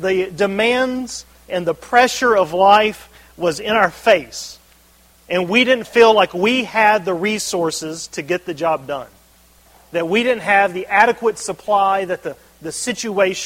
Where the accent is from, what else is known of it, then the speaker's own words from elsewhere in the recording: Birmingham, Alabama, United States; moved away; I grew up in Birmingham, Alabama